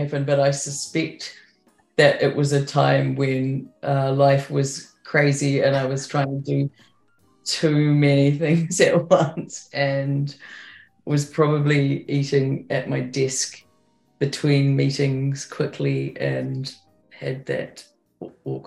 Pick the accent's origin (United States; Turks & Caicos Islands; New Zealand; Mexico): New Zealand; I'm a Kiwi